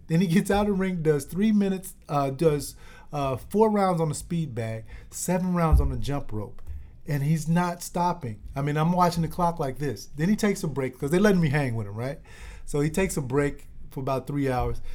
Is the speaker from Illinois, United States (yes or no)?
yes; Chicago, Illinois, United States; this is my hometown team